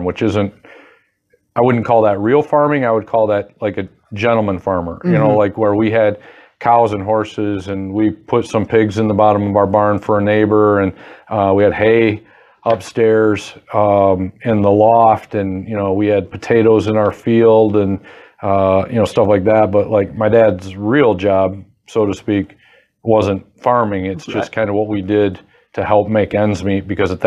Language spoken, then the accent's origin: English; Fremont, Michigan, United States; growing up in Fremont